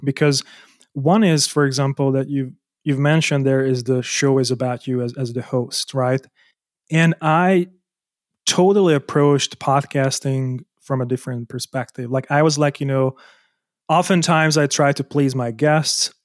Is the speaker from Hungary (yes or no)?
yes; Hungary; moved away as an adult; also born or lived in Germany; I was born in Hungary, I moved out so that I can earn more money as an architect